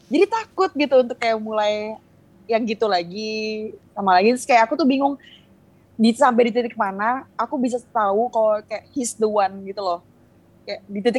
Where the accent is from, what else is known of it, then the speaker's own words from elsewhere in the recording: Bali, Indonesia; born there; Cuma aku lahir di Bali. Terus emang keluarga aku